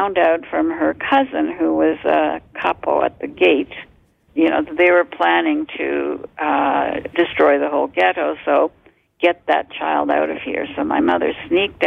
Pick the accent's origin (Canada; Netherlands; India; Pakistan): Canada; born or raised there; also born or lived in Poland / Montreal / Toronto